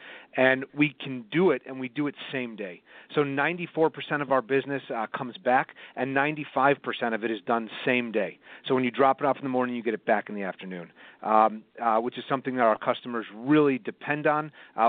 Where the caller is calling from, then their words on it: Evanston, Illinois, United States; I'm calling from Evanston, Illinois. It's right outside of Chicago.